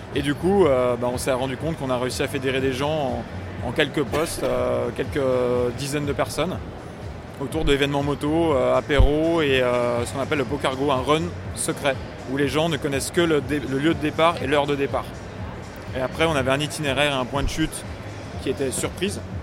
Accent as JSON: {"language": "French", "town": "Lyon", "region": "Auvergne-Rhône-Alpes", "country": "France", "said": "en tant que lyonnais"}